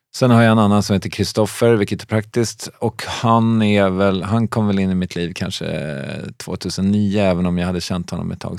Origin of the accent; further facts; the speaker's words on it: Strängnäs, Södermanland, Sweden; also born or lived in Stockholm; now in Malmö, Sweden; Jag är uppvuxen i Strängnäs